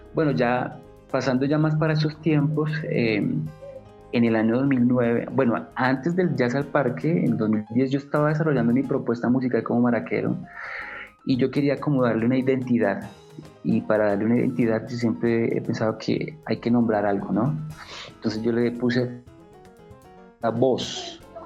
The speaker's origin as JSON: {"language": "Spanish", "region": "Bogotá", "country": "Colombia", "said": "yo soy Rolo, yo soy bogotano"}